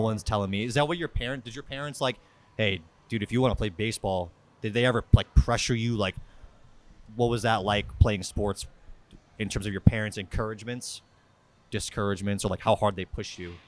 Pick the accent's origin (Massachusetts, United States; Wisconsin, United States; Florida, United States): Massachusetts, United States; Worcester; I'm from Worcester.